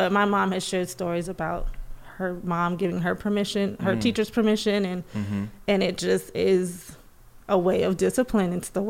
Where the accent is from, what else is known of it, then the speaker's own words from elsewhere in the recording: Belize; now in United States; So growing up in the Caribbean and growing up in Belize